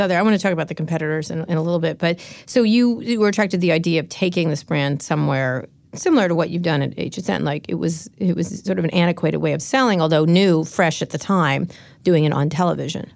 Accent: San Francisco, California, United States; I'm from San Francisco

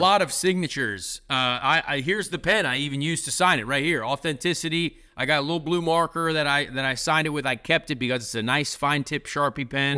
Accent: Indianapolis, Indiana, United States; This is my hometown. I love the Pacers. I'm an IndyCar driver. Indy five hundred, biggest event in the world here in Indianapolis

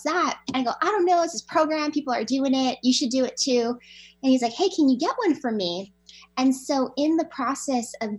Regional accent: Hawaii, United States; moved away as an adult; now in Washington, United States; I grew up in Hawaii

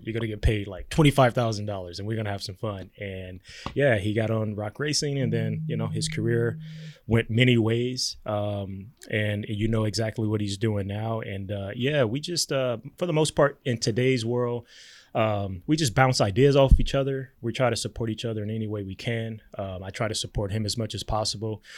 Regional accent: Compton, California, United States; I grew up in Compton, California.

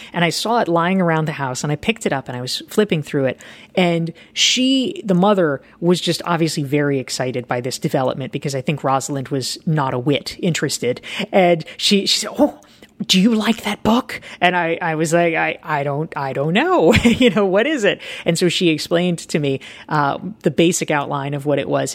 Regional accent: Pinehurst, North Carolina, United States; I really hated my hometown

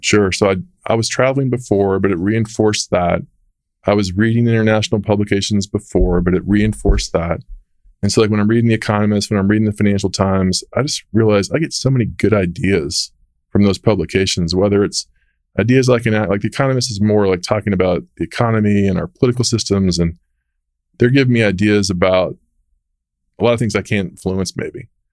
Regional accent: Dallas, Texas, United States; I'm from Texas.

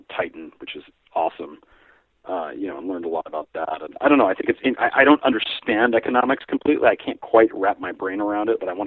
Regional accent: United States; I'm American

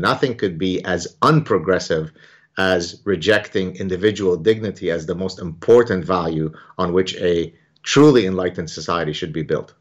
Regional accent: Lebanon; now in Montreal, Canada; the background that I grew up in Lebanon

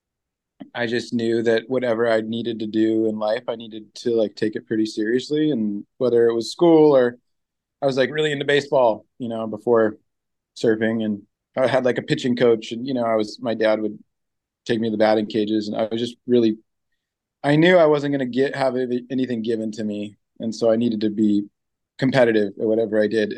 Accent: Orange County, California, United States; moved away as an adult; also born or lived in Seal Beach / Long Beach; now in Pacific Northwest, United States; growing up in Orange County, where everything is so much concrete

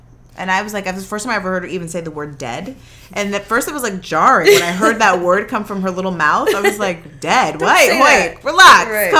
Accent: San Fernando Valley, California, United States; accent: valley girl; me and Jamila are valley girls. We are straight from the 818.

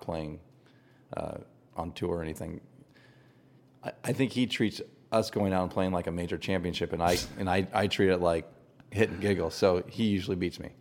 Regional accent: Poway, California, United States; I grew up in Poway, just down the road

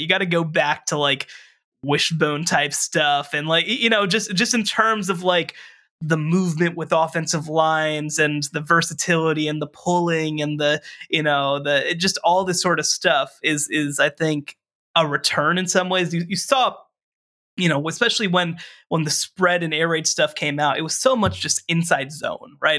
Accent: Texas, United States; in my home state of Texas

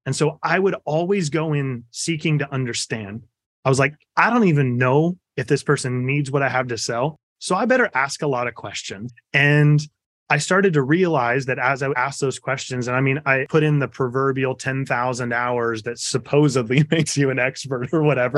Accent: just outside of Topeka, Kansas, United States; I was born in Kansas, just outside of Topeka

